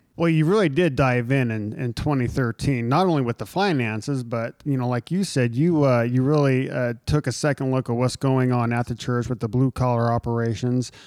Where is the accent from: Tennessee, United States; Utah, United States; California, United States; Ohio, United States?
Utah, United States; a young Latter Day Saint growing up in Utah